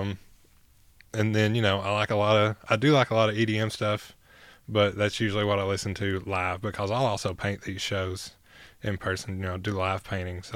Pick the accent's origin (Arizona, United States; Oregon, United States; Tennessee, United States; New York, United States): Tennessee, United States; Hancock County; moved away as an adult; now in Knoxville, United States; I'm from Hancock County to Knox County